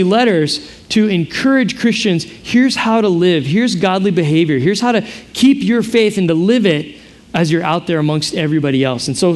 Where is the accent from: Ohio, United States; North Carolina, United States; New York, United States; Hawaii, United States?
Hawaii, United States; I have no Hawaiian ethnicity, just the fact that I'm from here.